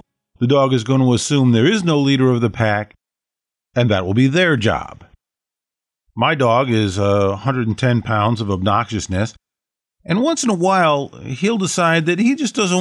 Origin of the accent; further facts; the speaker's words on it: United States; I'm an American mongrel